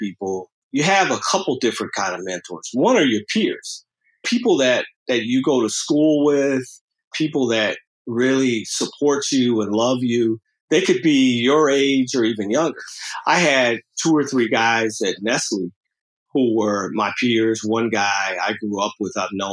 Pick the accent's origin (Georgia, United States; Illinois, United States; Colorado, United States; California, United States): California, United States; Los Angeles; I grew up in South Central LA in a largely African-American community